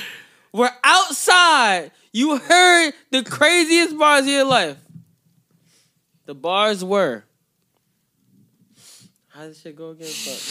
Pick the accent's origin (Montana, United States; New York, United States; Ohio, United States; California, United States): New York, United States; You in New York. We in New York. I'm from New York.